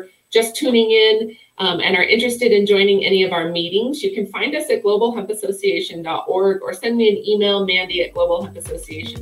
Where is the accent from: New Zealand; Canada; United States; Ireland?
United States; Wyoming; I'm from Wyoming